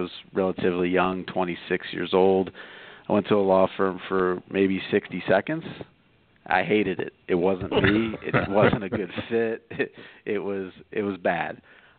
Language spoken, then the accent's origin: English; Akron, Ohio, United States; moved away as an adult; also born or lived in Colorado; originally born and raised in Akron, Ohio, went to school in Southern Ohio, Miami University, and loved the state of Ohio, but decided to get out of there when I graduated college